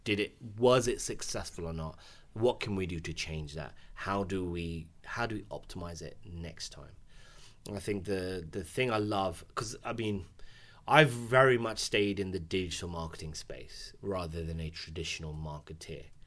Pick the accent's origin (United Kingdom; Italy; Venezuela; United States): United Kingdom; as a British Asian, As a clapped British Asian with a dead trim